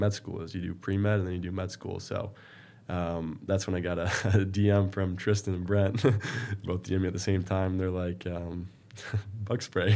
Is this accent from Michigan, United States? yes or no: yes; Marine City, Michigan, United States; I was born in a small town, uh, Marine City, just south of Port Huron, right in the river. Um, you know, growing up, I did really well in school